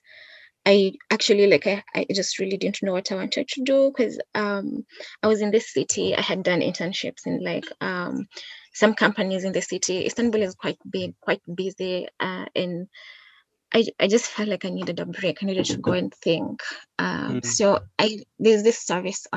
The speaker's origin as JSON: {"language": "English", "town": "Kisii", "region": "Kisii County", "country": "Kenya", "said": "I come from Kisii in Kenya, so it's a bit like 6 hours drive from Nairobi"}